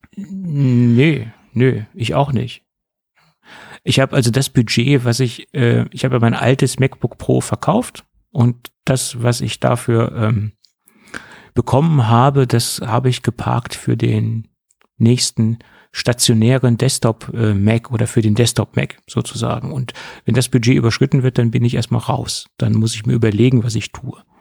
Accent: Germany

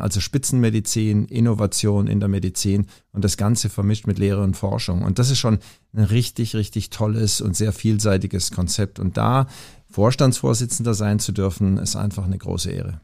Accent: Pforzheim, Baden-Württemberg, Germany; moved away as an adult; also born or lived in Langenfeld / Tübingen; now in Hamburg, Germany; ich bin in Pforzheim aufgewachsen

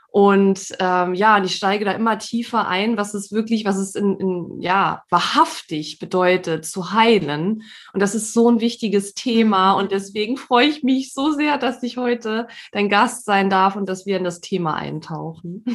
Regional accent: Saarland, Germany; now in Emsland, Germany; bin gebürtige Saarländerin, wohne aber schon seit einigen Jahren jetzt im südlichen ähm, Niedersachsen, im Emsland

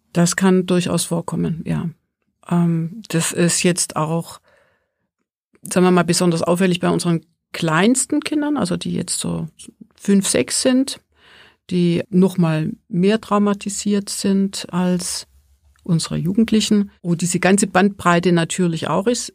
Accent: Swabia, Germany; now in Mittenwald, Germany; Also ich komme ja aus dem Schwäbischen

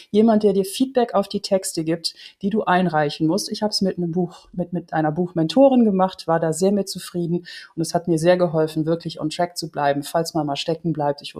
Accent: Netherlands; German is a second language; Ich komme aus Holland und manchmal habe ich ein paar Hollandismen drin

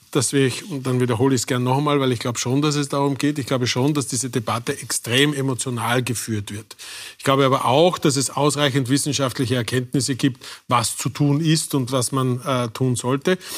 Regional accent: Styria, Austria; was im äh, schönen Enstal äh, meiner Heimat passieren soll.

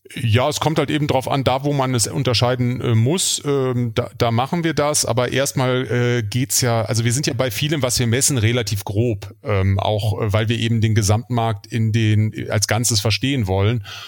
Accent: Germany; now in Kiel, Germany; wir als äh, Deutsche

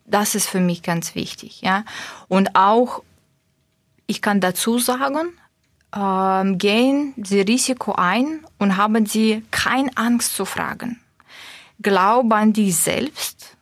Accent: Russia; German is a second language; moved away as an adult; now in Stuttgart, Germany; ich komme ursprünglich aus Russland mit usbekischen Wurzeln

